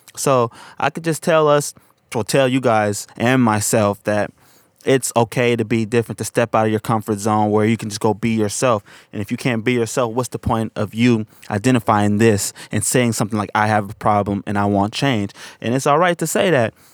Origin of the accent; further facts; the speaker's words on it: San Francisco, California, United States; I'm from Hunters Point, and a lot of people I grew up